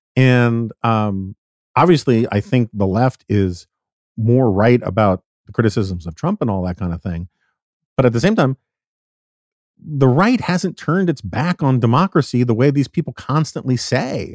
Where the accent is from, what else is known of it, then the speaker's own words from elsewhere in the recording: New York, United States; I grew up in New York in the nineteen seventies and eighties